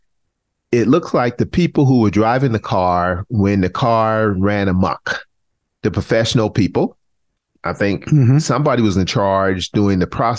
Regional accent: South Carolina, United States; moved away; we used to say in South Carolina

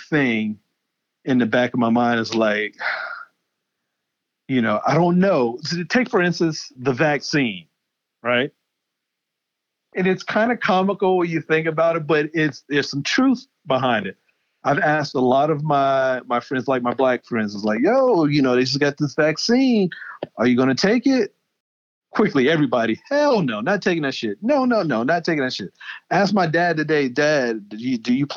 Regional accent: Charleston, South Carolina, United States; I'm born and raised in Charleston, South Carolina

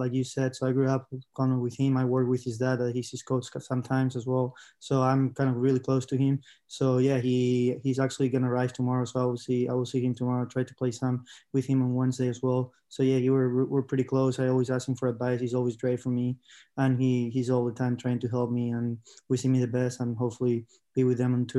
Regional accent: Spain; I'm from Spain

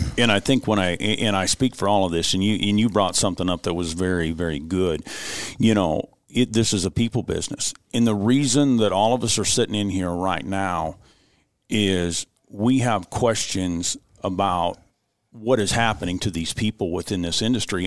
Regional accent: United States; as Americans

